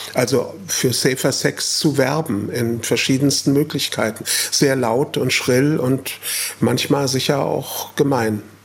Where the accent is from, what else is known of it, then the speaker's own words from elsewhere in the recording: Frankfurt, Hesse, Germany; nach Braunheim, Stadtteil von Frankfurt, wo ich aufgewachsen bin